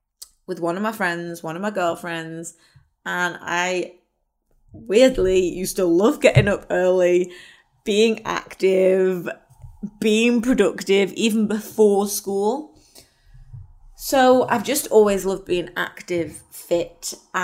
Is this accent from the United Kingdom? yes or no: yes; Wirral, North West England, United Kingdom; I am from the Wirral.